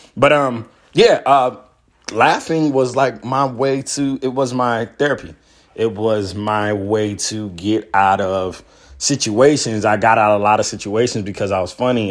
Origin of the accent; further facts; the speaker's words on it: Miami, Florida, United States; moved away; also born or lived in Atlanta; I was born in Miami